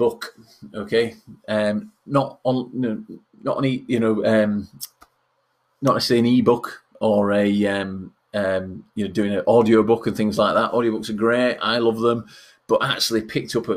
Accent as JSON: {"language": "English", "region": "Yorkshire and the Humber", "country": "United Kingdom", "accent": "Yorkshire", "said": "being a Yorkshireman"}